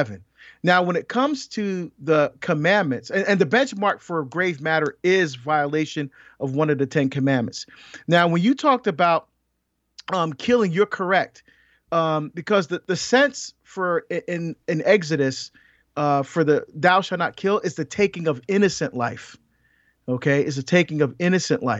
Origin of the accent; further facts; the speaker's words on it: near Paterson, New Jersey, United States; Patterson, New Jersey, which is near where I grew up